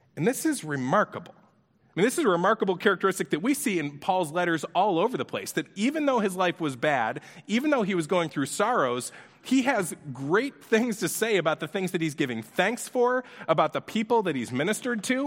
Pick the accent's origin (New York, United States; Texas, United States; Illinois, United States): New York, United States; Orchard Park; we grew up in Orchard Park, New York